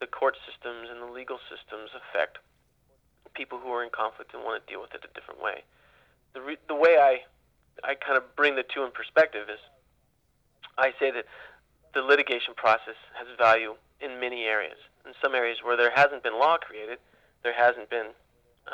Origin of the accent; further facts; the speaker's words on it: Ukiah, California, United States; as I grew up in Ukiah